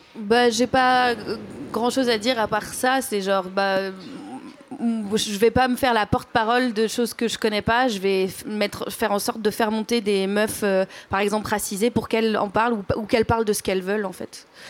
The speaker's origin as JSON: {"language": "French", "area": "Drôme", "region": "Auvergne-Rhône-Alpes", "country": "France", "tie": "born or raised there", "said": "J'ai grandi dans la Drôme"}